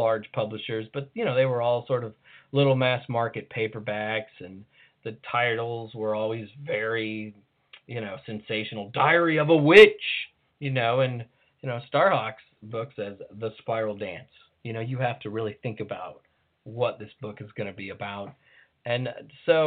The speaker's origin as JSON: {"language": "English", "country": "United States", "said": "as an American"}